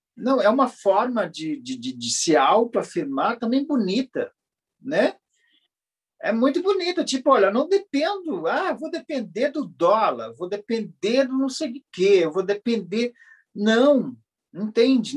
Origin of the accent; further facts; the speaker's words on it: Javari Valley, Amazonas, Brazil; sou do Vale do Javari